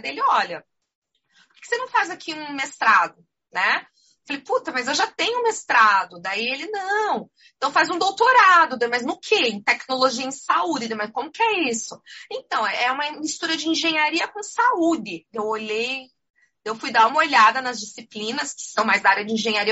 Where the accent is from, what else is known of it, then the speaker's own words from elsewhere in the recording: Curitiba, Paraná, Brazil; also born or lived in Florianópolis; eu sou aqui de Curitiba